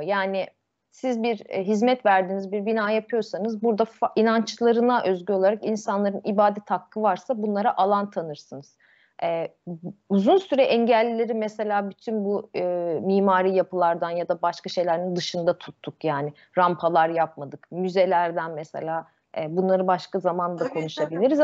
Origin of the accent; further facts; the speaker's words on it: Istanbul, Turkey; ben Yeniköy'de büyüdüm. Sarıyer ilçesine şeye bağlı